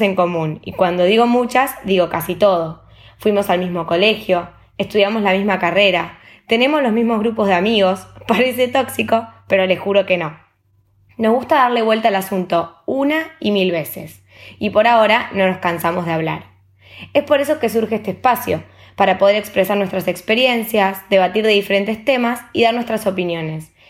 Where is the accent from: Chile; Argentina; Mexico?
Argentina; moved away as an adult; now in Spain; Las dos somos argentinas y nos recibimos hace poco de licenciadas en turismo